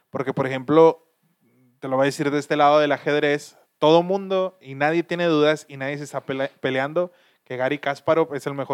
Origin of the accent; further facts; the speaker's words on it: Monterrey, Nuevo León, Mexico; nosotros somos de Monterrey